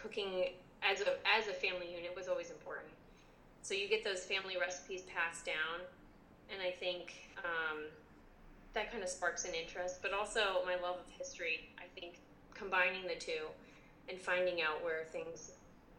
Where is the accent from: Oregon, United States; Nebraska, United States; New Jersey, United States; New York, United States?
New Jersey, United States; Jersey Shore; we grew up on the Jersey Shore area